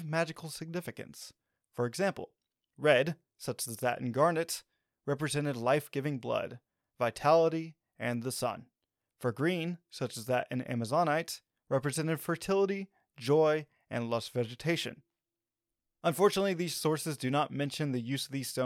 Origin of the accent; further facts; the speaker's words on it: Arkansas, United States; my home state slash state I live in, Arkansas